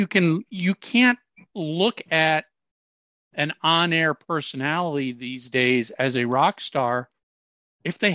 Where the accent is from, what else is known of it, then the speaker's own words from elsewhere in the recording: Minneapolis, Minnesota, United States; I growing up in Minneapolis